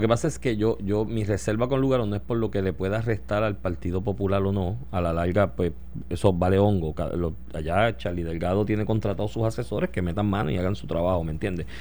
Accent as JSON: {"language": "Spanish", "country": "Puerto Rico"}